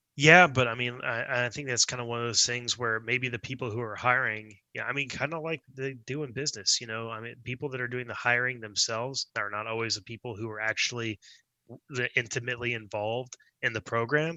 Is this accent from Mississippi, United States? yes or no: no; Dallas, Texas, United States; also born or lived in Houston, Texas; born in Houston and moved to Dallas when I was like three.